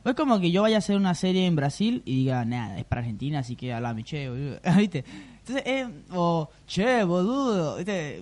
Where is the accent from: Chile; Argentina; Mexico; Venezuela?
Venezuela; yo vengo de Venezuela.